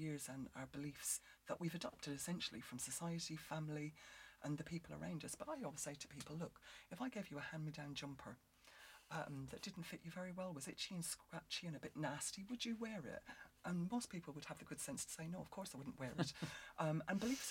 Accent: Ireland; because I'm Irish

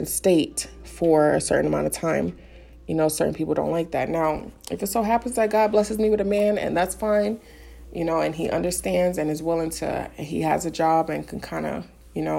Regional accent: New York City, New York, United States; I'm from the Bronx.

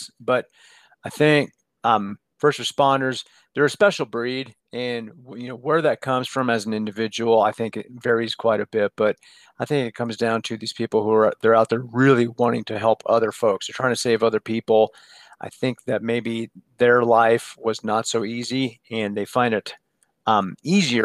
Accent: Denver, Colorado, United States; also born or lived in Boulder, Colorado / San Diego / Tahoe; So born in Boulder, Colorado, literally just born there and then went home later that day. Grew up in Denver

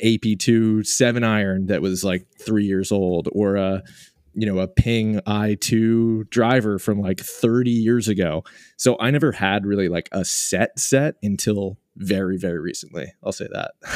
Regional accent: Boston, Massachusetts, United States; moved away as an adult; also born or lived in Portland, Oregon; now in New York, United States; I, I grew up in the Boston area and lived in Portland, Oregon for ten years for, for college and then afterwards, and then I, I just relocated to, to New York last year.

